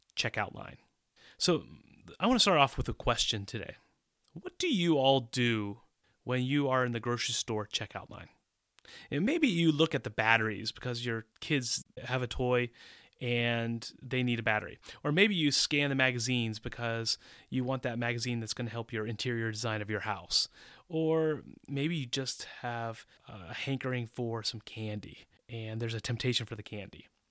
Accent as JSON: {"language": "English", "country": "United States", "tie": "born or raised there", "also_born_or_lived": "Central Europe", "moved": "as an adult", "said": "I grew up in the United States"}